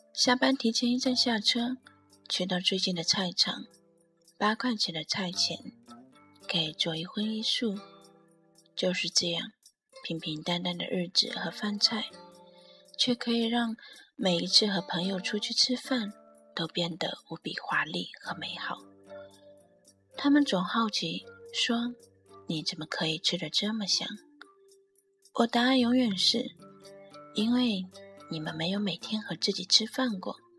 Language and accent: Chinese; Shanghai, China; also born or lived in northern China; 在土生土长的城市，父母都在身边